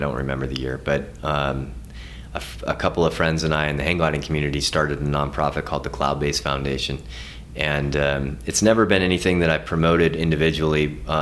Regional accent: north of Seattle, Washington, United States; moved away as an adult; also born or lived in Hawaii; now in Montana, United States; I grew up north of Seattle

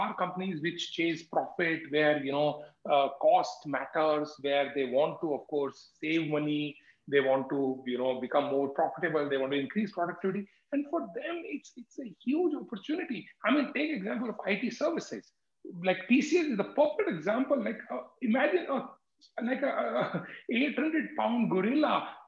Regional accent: Jaipur, Rajasthan, India; I come from Jaipur

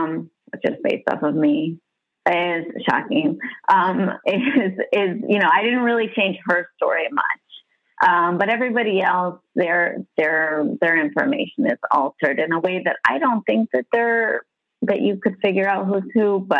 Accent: Massachusetts, United States; moved away as an adult; now in Miami, United States; I'm originally from Massachusetts.

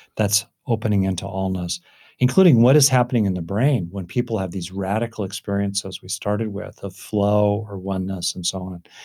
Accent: Southern California, United States; I grew up in Southern California

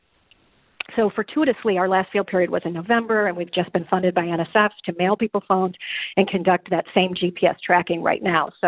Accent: Illinois, United States; my home state of Illinois

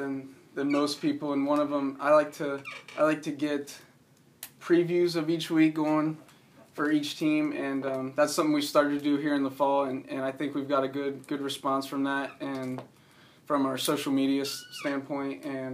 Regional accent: about 20 minutes west of Columbus, Ohio, United States; moved away as an adult; now in Madison, Indiana, United States; So we're from Columbus. We're actually, our hometown's actually about 20 minutes west of Columbus, and it's actually a little bit bigger than Hanover, Indiana, and it's a little smaller than Madison

